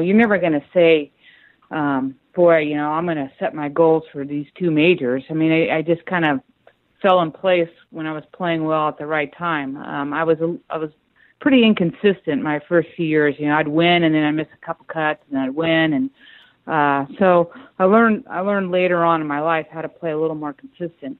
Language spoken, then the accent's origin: English; Northern California, United States; I was born and raised in Northern California